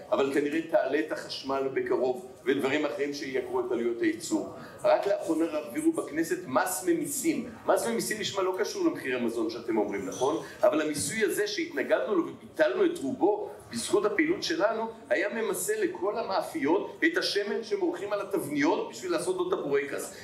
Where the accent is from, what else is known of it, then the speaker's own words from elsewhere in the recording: Tel Aviv, Tel Aviv District, Israel; also born or lived in Jerusalem; אני תל אביבי